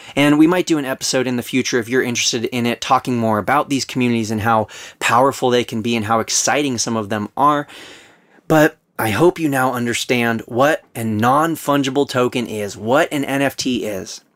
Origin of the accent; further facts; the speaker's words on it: Southern California, United States; we were both born and raised in Southern California.